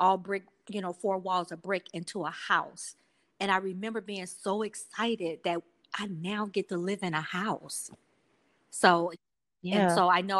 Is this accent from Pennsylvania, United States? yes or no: no; Houston, Texas, United States; I grew up in the projects. I'm from Houston, Texas